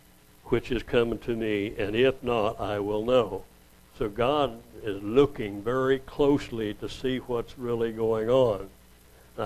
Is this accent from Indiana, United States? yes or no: no; Oilton, Oklahoma, United States; also born or lived in New Mexico; I moved from New Mexico back to Oklahoma, where I went the first 7 years with my kids there in Oilton